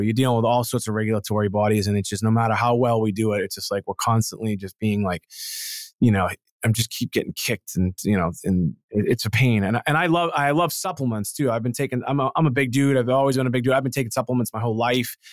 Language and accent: English; Boston, Massachusetts, United States; I'm from Boston